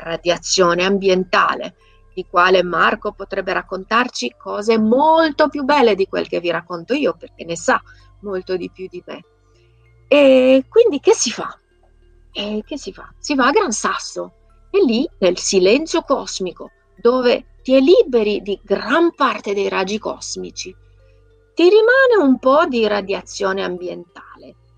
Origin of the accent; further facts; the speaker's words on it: Transylvania, Romania; moved away; Io sono nata e cresciuta in Transilvania, vicina al castello di Dracula